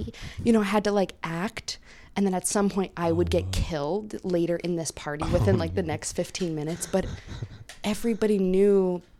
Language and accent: English; Bowie, Maryland, United States; now in New York, United States; I'm from here. I'm from a small town in Bowie.